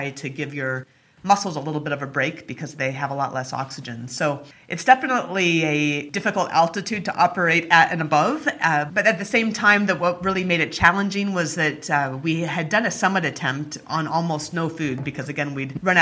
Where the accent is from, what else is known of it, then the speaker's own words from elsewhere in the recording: Anchorage, Alaska, United States; I grew up in Alaska